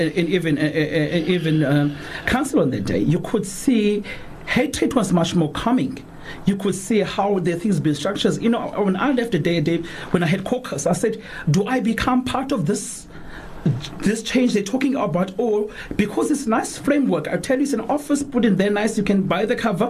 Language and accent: English; Cape Town, Western Cape, South Africa; I come from Khayelitsha.